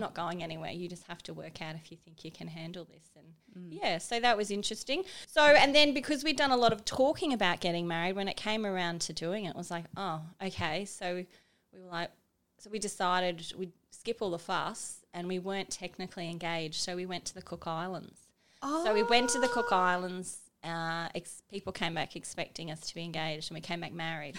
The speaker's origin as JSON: {"language": "English", "town": "Cairns", "region": "Queensland", "country": "Australia", "tie": "born or raised there", "also_born_or_lived": "Bundaberg / Brisbane / Arcadia Valley", "said": "I was born in Bundaberg and then I grew up in Cairns."}